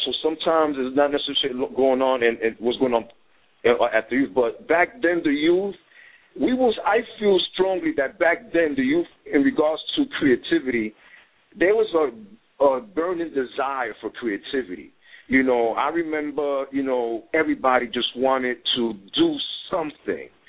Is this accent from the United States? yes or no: yes; New York City, New York, United States; I grew up in the part on um, High Bridge. It's like right up the block from the new Yankee